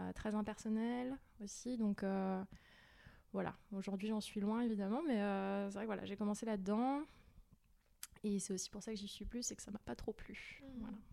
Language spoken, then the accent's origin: French; Val-de-Marne, Paris suburbs, Île-de-France, France; moved away as an adult; also born or lived in Strasbourg / Brussels / Jura; now in Erdeven, France; Moi, je suis originaire de banlieue parisienne. j'ai grandi dans le Val-de-Marne avec mes parents jusqu'à mes 21 ans.